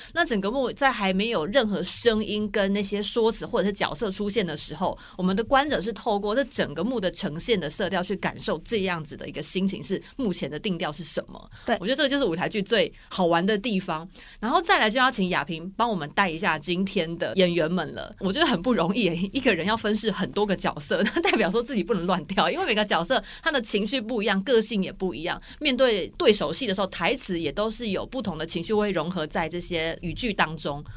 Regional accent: Taiwan; 我们台湾人

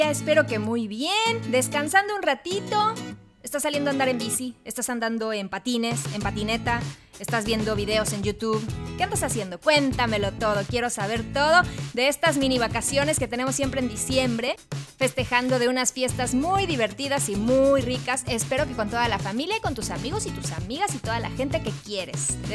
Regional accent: Mexico City, Mexico; soy de la Ciudad de México

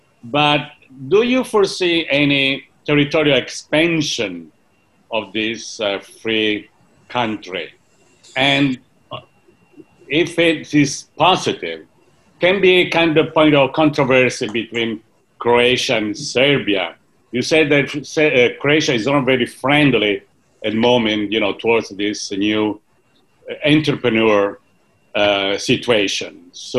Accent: Italy; moved away; Yeah, I'm from Italy.

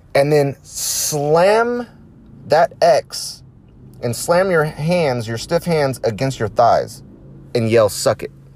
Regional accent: United States

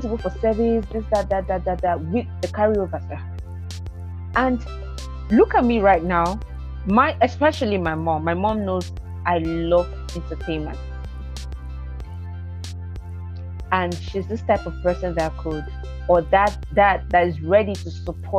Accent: Lagos, Nigeria; moved away as an adult; also born or lived in Eastern Nigeria; I was born and brought up in Lagos, but we relocated to the East 2012.

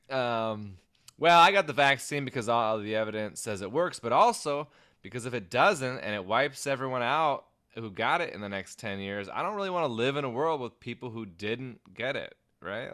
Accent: Everett, Washington, United States; the historic Everett Theater in my hometown

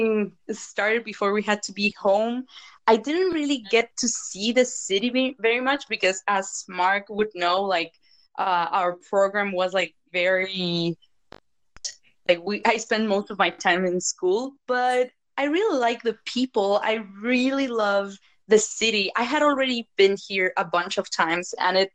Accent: Morelia, Michoacán, Mexico; moved away as an adult; now in Vancouver, Canada; It's a small town called Morelia. It's in the state of Michoacán

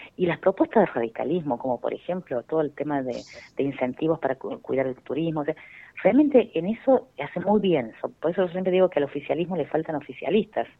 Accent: Argentina

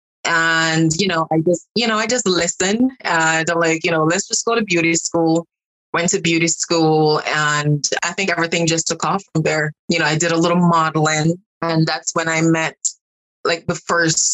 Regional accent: Montego Bay, Saint James, Jamaica; I am from the country part of Montego Bay, a very small community. And I can remember growing up in Jamaica

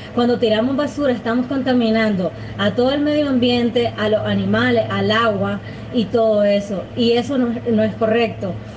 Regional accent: Nicaragua; soy nicaragüense, tengo 24 años de edad

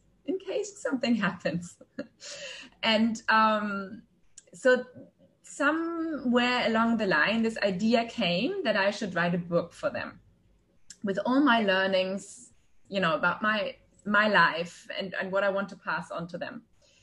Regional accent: Germany; now in Dubai, United Arab Emirates; I'm originally from Germany, but I've lived across many countries and now for 9 years here in Dubai.

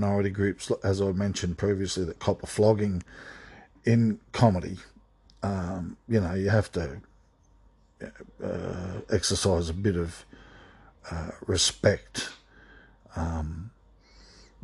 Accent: Sydney, New South Wales, Australia; also born or lived in Toowoomba / Redfern / Newcastle; having grown up in Western Sydney from when I was about 2 till I was 13 and a half

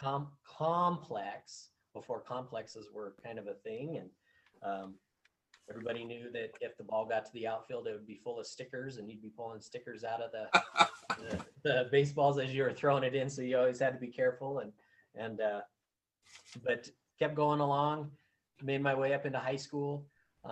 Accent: Colorado, United States; from my hometown and, or home state

